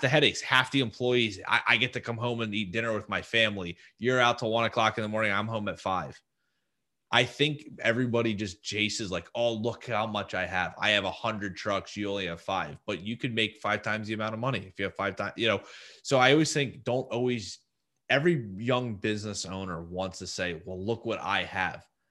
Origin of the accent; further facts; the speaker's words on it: New Jersey, United States; I'm from New Jersey